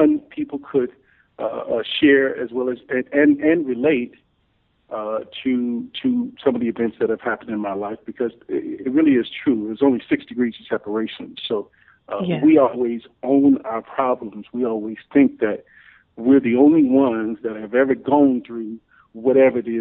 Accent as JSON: {"language": "English", "town": "Memphis", "region": "Tennessee", "country": "United States", "tie": "born or raised there", "also_born_or_lived": "Chicago", "said": "I grew up in Memphis, Tennessee"}